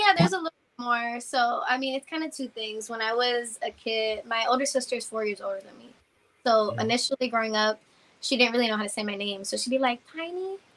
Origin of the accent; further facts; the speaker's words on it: Yauco, Puerto Rico; I'm from Yauco, Puerto Rico